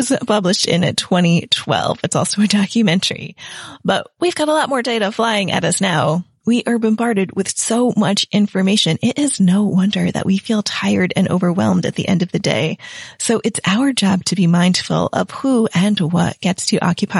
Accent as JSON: {"language": "English", "country": "United States", "moved": "as an adult", "lives_now": "England", "said": "I'm an American in England"}